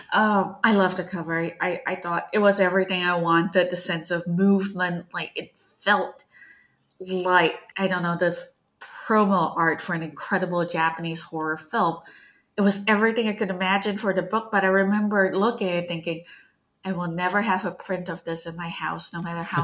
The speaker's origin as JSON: {"language": "English", "country": "Malaysia", "tie": "born or raised there", "moved": "yes", "said": "growing up in Malaysia"}